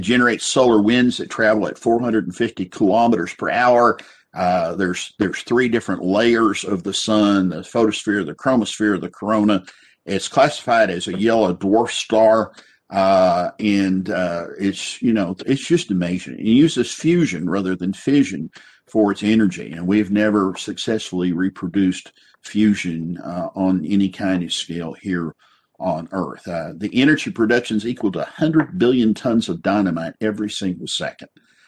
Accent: West Texas, United States; I remember growing up in West Texas, and you get out on these flat roads

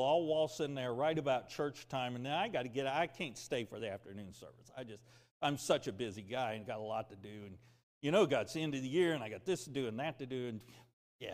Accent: United States; I'm an American

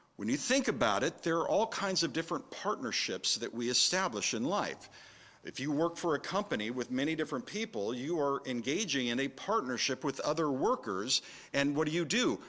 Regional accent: California, United States; moved away; also born or lived in San Francisco Bay Area, California / Minnesota; having grown up in California

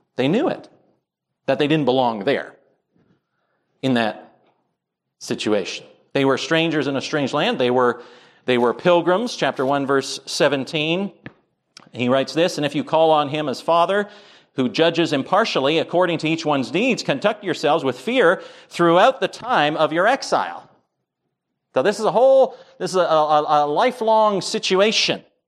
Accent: United States

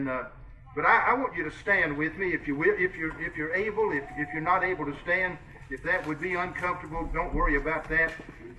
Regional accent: Kentucky, United States; accent: Kentucky; moved away as an adult; now in Iowa, United States; I'm a Kentuckian. You can tell I've got a Kentucky accent. But 23 years ago, we moved to Iowa

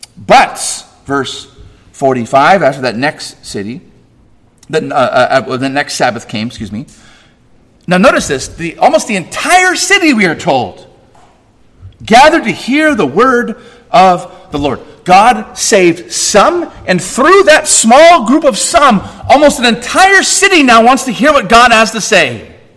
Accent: California, United States; I'm a Californian

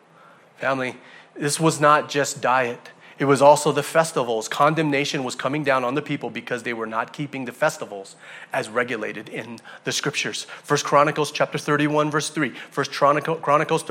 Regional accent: Hawaii, United States; I'm from Hawaii. We pride ourselves in believing that anything in the ocean, alive or dead, is eaten by us. Right? People from Hawaii, we eat everything in the ocean.

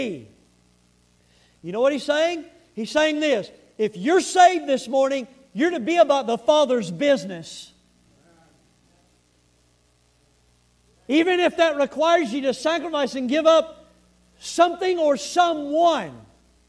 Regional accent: the South, United States; I'm from the South.

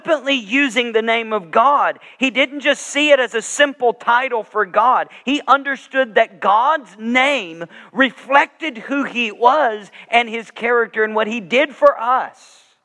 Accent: the South, United States; moved away as an adult; also born or lived in Georgia / Alabama / Wisconsin; when I grew up in the South, both in Georgia and Alabama

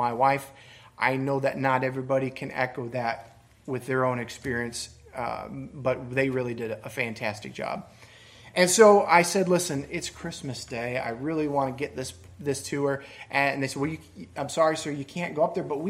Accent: Michigan, United States; moved away; I grew up in Michigan

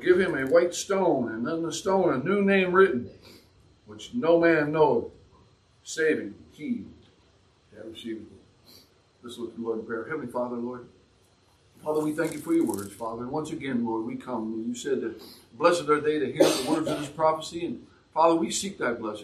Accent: San Francisco, California, United States; I grew up in San Francisco. I lived there. I know the politics very, very well

